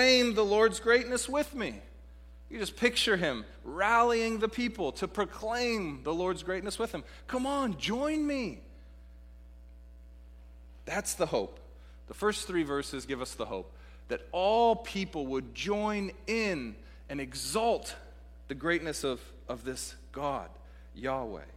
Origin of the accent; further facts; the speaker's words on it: Pacific Northwest, United States; moved away; the Pacific Northwest, my hometown, as I mentioned earlier, my home region, as a beautiful place